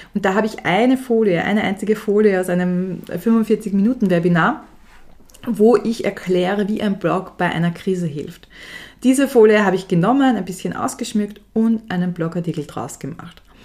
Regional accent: Austria; bei uns in Österreich

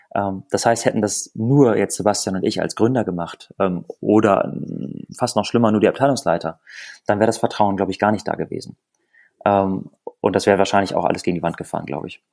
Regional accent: Lüneburg Heath, Lower Saxony, Germany; moved away as an adult; also born or lived in Bremen; Wir kommen beide aus der Lüneburger Heide

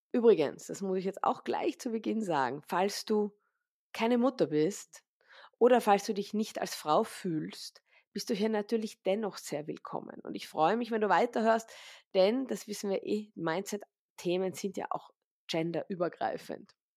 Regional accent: Vienna, Austria; ich bin aus Wien, ich lebe auch in Wien, im Zentrum von Wien

